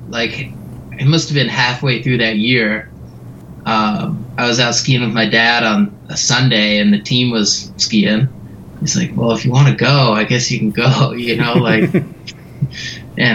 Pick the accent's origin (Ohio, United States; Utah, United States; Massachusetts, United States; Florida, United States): Utah, United States; Salt Lake City; Born here. Yeah, grew up here, and I'm stuck here